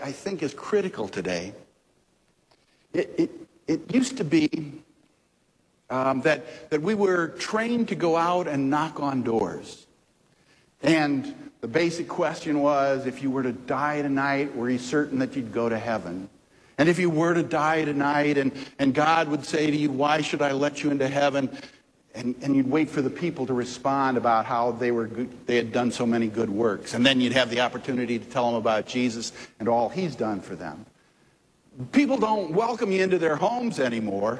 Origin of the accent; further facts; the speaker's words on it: St. Louis, Missouri, United States; I grew up in North St. Louis in Woodson Terrace, a suburb.